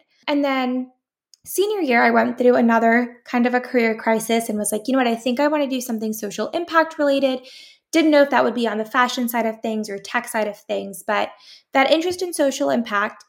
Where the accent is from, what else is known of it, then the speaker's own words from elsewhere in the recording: San Jose, California, United States; also born or lived in Syracuse, New York; I'm born and raised in San Jose, California. I'm back home